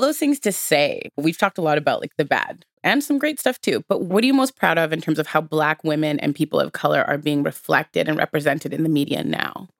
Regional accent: Edmonton, Alberta, Canada; I grew up in Edmonton

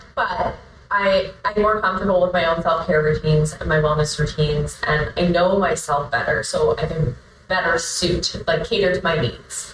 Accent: Truro, Nova Scotia, Canada; also born or lived in Enfield; growing up in Truro

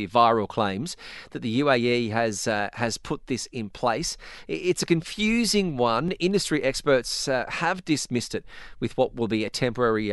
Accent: Australia; now in United Arab Emirates; as an Australian working for the Fun Asia Network

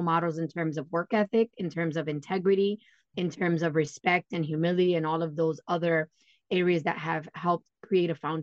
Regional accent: New York City, New York, United States; now in Poconos, United States; I am born and raised in New York and consider myself New Yorican, which is a New York born Puerto Rican

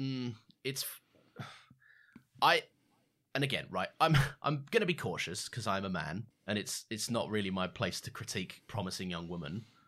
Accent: United Kingdom; we're two British guys

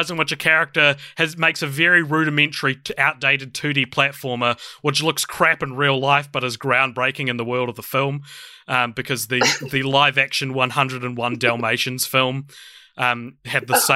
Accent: New Zealand; I'm a podcaster from New Zealand

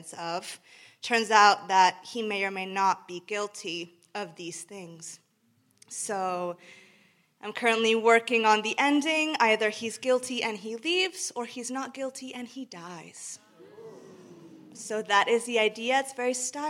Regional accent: Mexico; moved away; I'm from Mexico, in case anyone's wondering why I sound like this

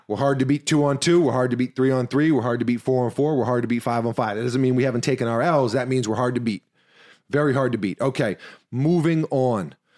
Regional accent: New York City, New York, United States; I'm also from New York City

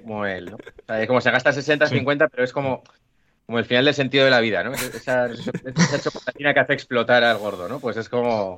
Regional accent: Pamplona, Navarre, Spain; yo soy de Pamplona

